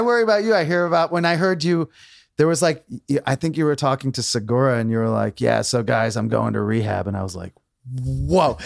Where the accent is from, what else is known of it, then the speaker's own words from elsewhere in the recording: New London, Connecticut, United States; moved away as an adult; also born or lived in Maine; I grew up in Connecticut